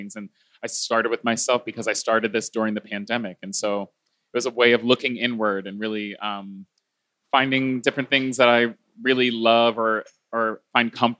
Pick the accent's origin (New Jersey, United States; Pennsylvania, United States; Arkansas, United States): Pennsylvania, United States; Philadelphia; I was raised Baptist Christian in Philadelphia, Pennsylvania